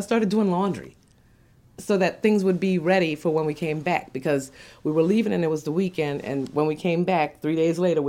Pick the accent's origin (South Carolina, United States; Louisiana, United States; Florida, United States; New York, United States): Louisiana, United States; New Orleans; also born or lived in Dallas; I just knew I had to come home